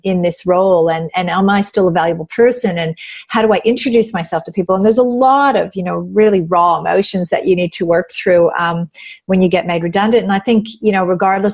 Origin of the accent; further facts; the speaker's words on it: Canada; moved away as an adult; now in Australia; I'm originally from Canada. I've moved here like 24 years ago because I met an Aussie